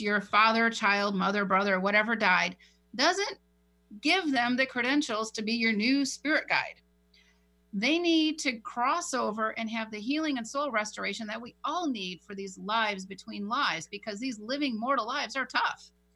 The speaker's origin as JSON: {"language": "English", "town": "San Diego", "region": "California", "country": "United States", "tie": "born or raised there", "said": "my hometown in Rancho Bernardo"}